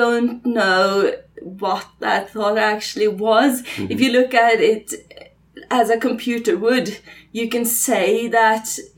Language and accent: English; Trondheim, Trøndelag, Norway; I come from Trondheim in Norway